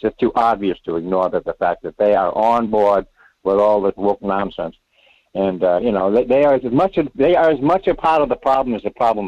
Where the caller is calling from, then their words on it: Rhode Island, United States; Well, Michael, it's … in Rhode Island.